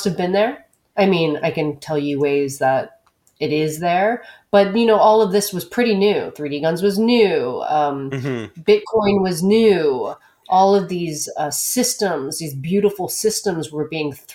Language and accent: English; Texas, United States; moved away; also born or lived in New York; I grew up in Texas